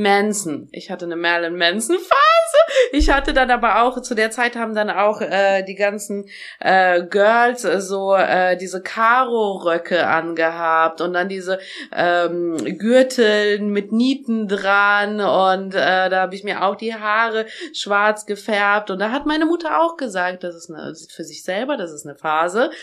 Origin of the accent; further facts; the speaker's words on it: Germany; also born or lived in Tashkent, Uzbekistan; als ich, glaube ich, drei Jahre alt war, sind wir von Taschkent nach Deutschland gezogen. Also von äh, Taschkent ist die Hauptstadt von Usbekistan, da bin ich geboren.